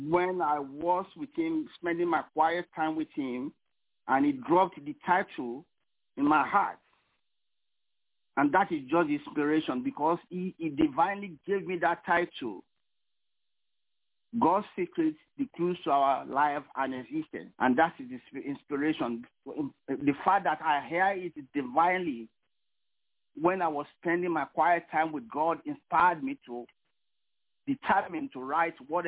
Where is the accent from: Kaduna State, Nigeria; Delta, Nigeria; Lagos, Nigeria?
Lagos, Nigeria; moved away as an adult; also born or lived in California; now in New York, United States; I was born in Lagos, Nigeria, but I moved to New York about 17 years ago